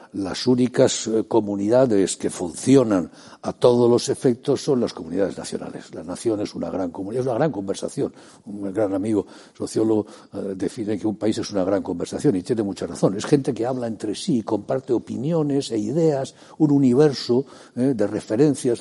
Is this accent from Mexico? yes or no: no; Spain; Como soy español, los límites de mi comunidad son España